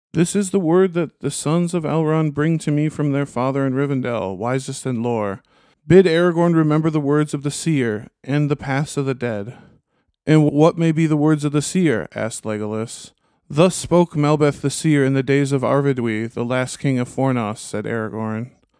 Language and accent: English; Minnesota, United States; as a Minnesotan